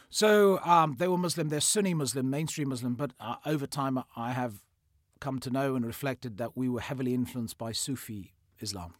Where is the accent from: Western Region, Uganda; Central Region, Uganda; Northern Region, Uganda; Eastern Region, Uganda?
Western Region, Uganda; Fort Portal; I was born in in Uganda. I was born in Africa. Um, so I was born in uh, in a place called um, Fort Portal, which is just off the uh, Rwandan border.